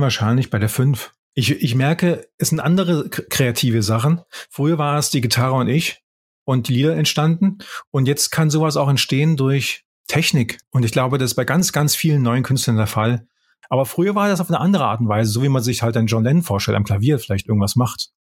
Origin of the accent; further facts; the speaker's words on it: Böblingen, Baden-Württemberg, Germany; moved away as an adult; also born or lived in Tübingen / Konstanz / Heidelberg / United States; now in Wiesbaden, Germany; aufgewachsen bin ich in Böblingen. Da bin ich geboren, da bin ich aufgewachsen.